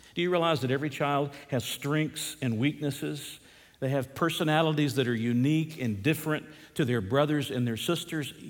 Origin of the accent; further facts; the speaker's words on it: the South, United States; moved away; growing up in the South